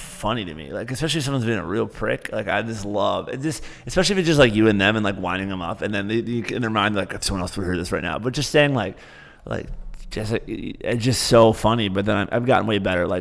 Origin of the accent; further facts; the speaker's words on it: Michigan, United States; moved away; growing up in Michigan